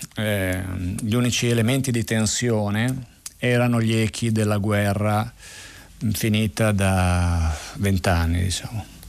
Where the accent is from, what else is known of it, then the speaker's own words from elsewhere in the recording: Premosello, Piedmont, Italy; sono nato proprio lì a Premosello nel 1961 per la precisione e ehm, mh, lì ehm, ho cominciato a scoprire il territorio